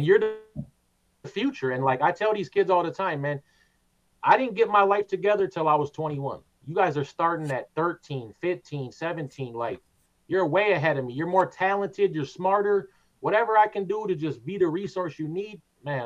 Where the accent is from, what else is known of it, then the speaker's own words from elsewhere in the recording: Twin Cities, Minnesota, United States; I grew up in the Twin Cities